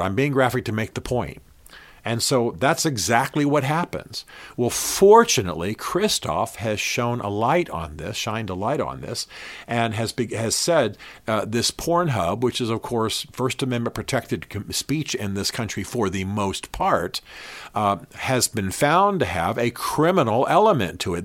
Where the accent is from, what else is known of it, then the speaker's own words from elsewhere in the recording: Berlin, Germany; I grew up in Berlin, Germany.